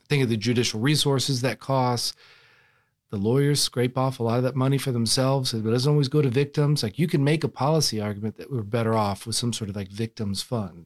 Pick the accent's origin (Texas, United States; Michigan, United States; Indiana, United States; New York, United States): Texas, United States; I'm from Texas